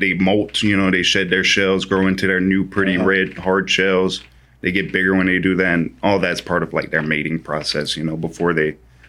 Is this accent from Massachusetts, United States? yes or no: no; Louisiana, United States; I'm coming from Louisiana where it's 45 degrees and that's freezing to us.